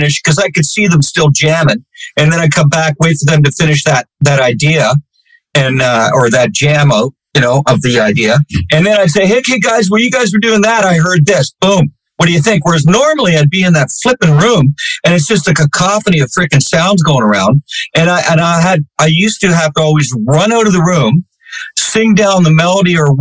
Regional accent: Canada; myself being Canadian

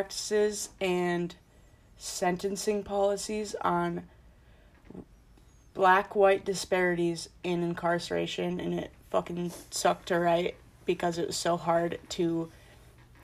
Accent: Plymouth, Minnesota, United States; moved away as an adult; now in New Hampshire, United States; I'm from Plymouth, which is also a suburb of Minneapolis.

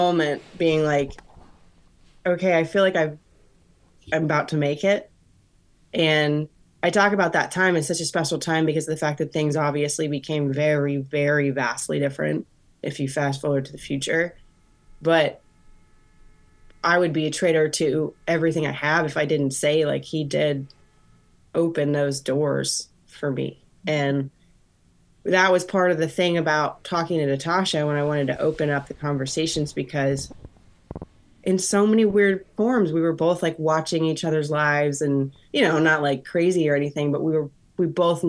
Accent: Florida, United States; I grew up in Florida.

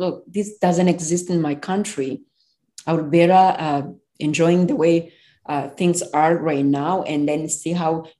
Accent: Rwanda; moved away as an adult; now in United States; I'm from Rwanda.

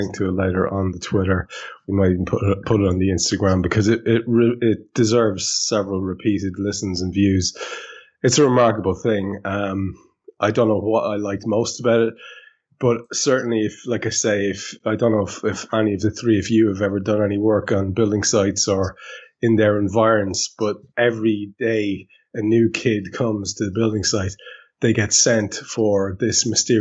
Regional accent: Ireland; as an Irishman

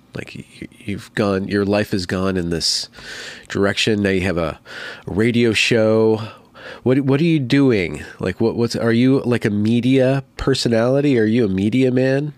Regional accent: California, United States; also born or lived in Western Washington; now in Washington, United States; I'm from California

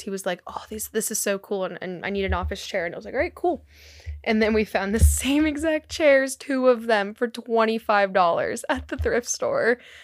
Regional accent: California, United States; now in Pennsylvania, United States; growing up in California

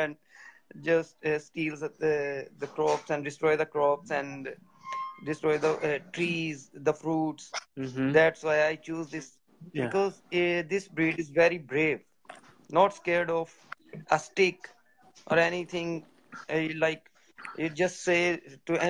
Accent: Toba Tek Singh, Punjab, Pakistan; I'm from Punjab. It's a rural area in Pakistan, Toba Tek Singh.

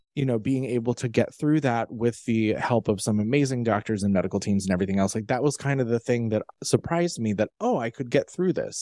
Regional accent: United States; my origin stories of growing up in Amish country. I was not Amish, but we were surrounded by them when I was growing up.

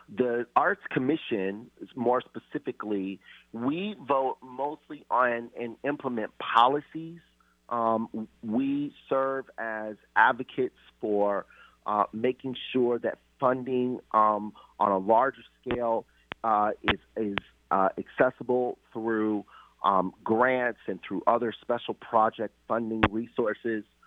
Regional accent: Seattle, Washington, United States; also born or lived in Louisiana / North Carolina / Boston / Austin, Texas; I'm originally from Seattle

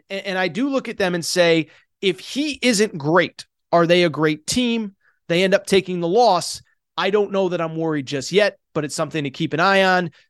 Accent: Connecticut, United States; Yes, I grew up in Connecticut.

